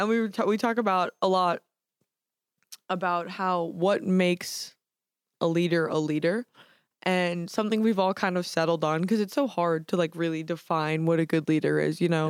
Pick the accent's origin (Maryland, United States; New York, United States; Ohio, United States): New York, United States; New York City; I'm from Staten Island, New York.